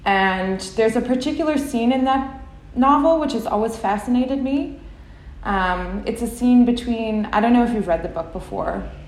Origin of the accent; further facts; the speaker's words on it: Fox Lake, Illinois, United States; moved away as an adult; also born or lived in California; we drove from my hometown, Fox Lake, Illinois, to California, where I was doing my undergrad at the time.